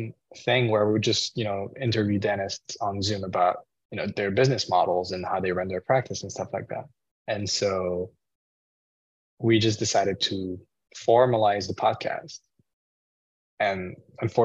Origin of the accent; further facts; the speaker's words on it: Paris, Île-de-France, France; moved away as an adult; now in Arizona, United States; I am originally from France, actually. I was born and raised in Paris, and then I moved to the US when I was 18